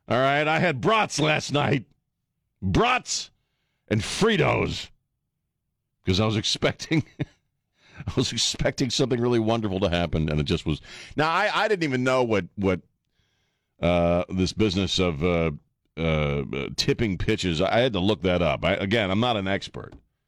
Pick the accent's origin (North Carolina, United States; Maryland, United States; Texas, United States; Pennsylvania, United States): Maryland, United States; Annapolis; also born or lived in Colorado / White Plains, New York; now in San Antonio, United States; When I was a kid growing up in Annapolis, it was the Baltimore Orioles